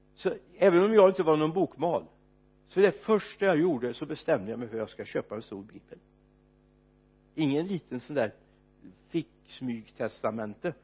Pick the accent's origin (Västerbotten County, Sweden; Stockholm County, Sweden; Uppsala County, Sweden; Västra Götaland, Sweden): Västra Götaland, Sweden; Mariestad; när vi kompisgänget var ute och fikade på Olssons café bland annat hemma i Mariestad